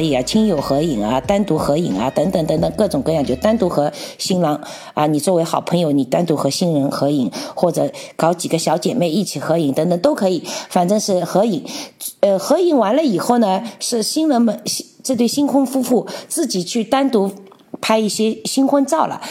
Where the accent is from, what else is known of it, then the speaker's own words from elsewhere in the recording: China; moved away as an adult; now in Czech Republic; 我们来自大中国